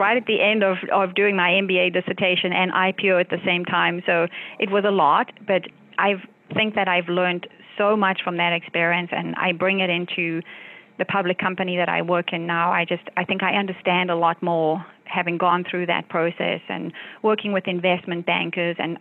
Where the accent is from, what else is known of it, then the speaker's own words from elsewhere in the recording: South Africa; moved away as an adult; now in United States; I grew up in South Africa